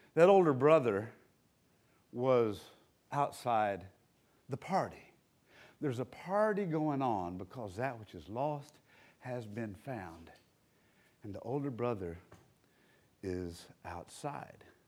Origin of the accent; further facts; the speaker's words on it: Black Mountain, North Carolina, United States; I grew up here in Black Mountain